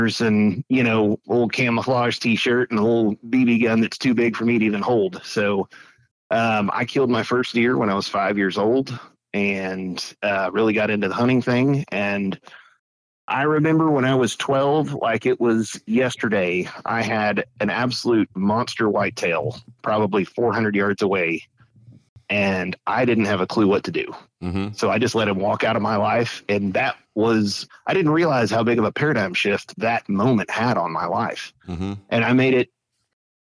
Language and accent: English; Weatherford, Texas, United States; I grew up in Weatherford, Texas